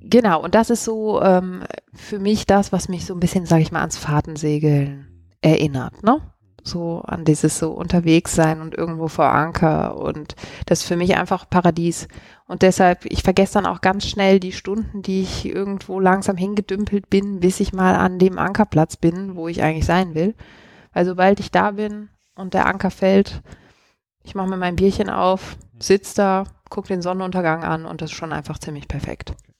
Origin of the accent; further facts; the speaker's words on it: Cologne, North Rhine-Westphalia, Germany; moved away as an adult; also born or lived in Switzerland; now in Zurich, Switzerland; ich komme ursprünglich aus Köln und bin aber jetzt schon zehn Jahre in der Schweiz